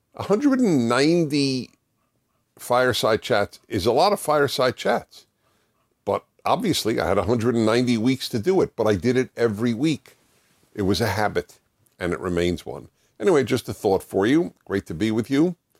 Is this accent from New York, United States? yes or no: yes; New York City, New York, United States; I used to listen to the classical music station where I grew up in New York City